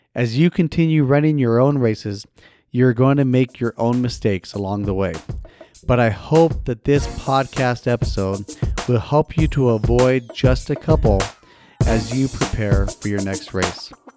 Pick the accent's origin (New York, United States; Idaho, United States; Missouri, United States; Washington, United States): Idaho, United States; Idaho Falls; moved away; my hometown back in Idaho Falls, Idaho